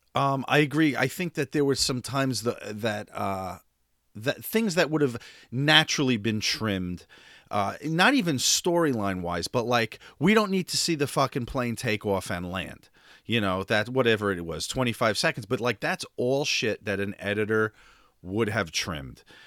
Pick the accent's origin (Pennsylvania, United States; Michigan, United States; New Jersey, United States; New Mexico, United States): New Jersey, United States; West New York; in my hometown of West New York, New Jersey